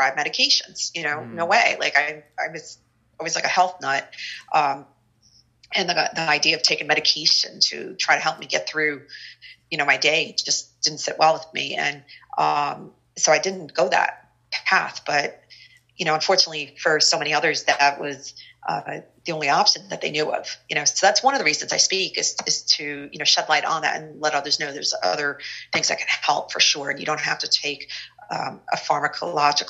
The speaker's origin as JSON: {"language": "English", "region": "New Jersey", "country": "United States", "tie": "born or raised there", "also_born_or_lived": "New York City area", "said": "growing up in the North Jersey area"}